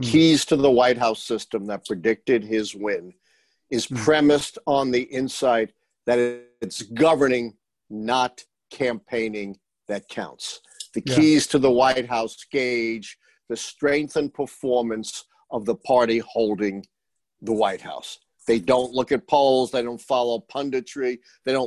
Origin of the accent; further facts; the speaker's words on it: New York, United States; I'm a New Yorker, a longtime Yankee fan.